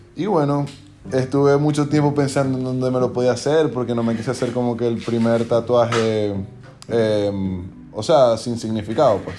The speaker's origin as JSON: {"language": "Spanish", "town": "Maracaibo", "region": "Zulia", "country": "Venezuela", "moved": "as an adult", "lives_now": "United States", "said": "yo soy de Maracaibo, Venezuela"}